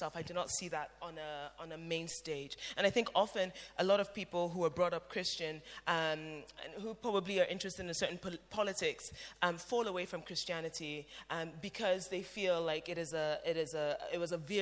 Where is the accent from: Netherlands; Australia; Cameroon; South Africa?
Cameroon; I'm from Cameroon, when I go to church in Cameroon